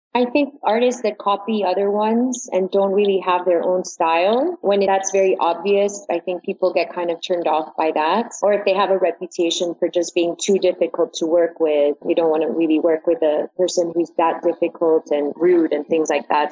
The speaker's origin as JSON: {"language": "English", "region": "New York", "country": "United States", "moved": "as an adult", "lives_now": "Dubai, United Arab Emirates", "said": "I'm originally from New York and I lived there for a long time before moving to Dubai"}